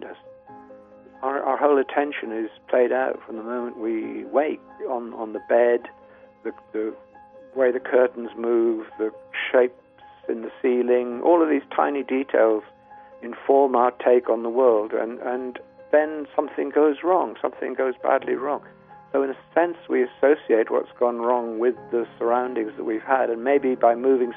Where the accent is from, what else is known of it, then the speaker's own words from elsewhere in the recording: South Wales, United Kingdom; now in London, United Kingdom; I grew up in South Wales